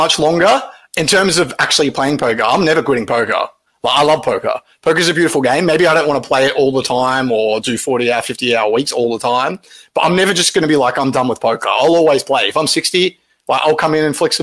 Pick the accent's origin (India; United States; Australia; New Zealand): Australia; I'm Australian